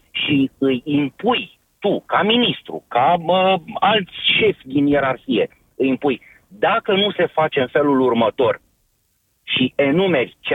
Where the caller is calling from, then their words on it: Ploiești, Prahova, Romania; Sunt din uh, Ploiești.